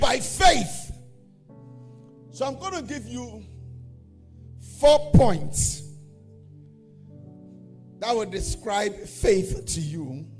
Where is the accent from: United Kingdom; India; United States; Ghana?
Ghana; Accra, Greater Accra; also born or lived in Kotobabi, Ghana; I was born in Ghana at a place called Kotobebi. I don't know where, if you know where that is. And I was raised at a place called Alajo.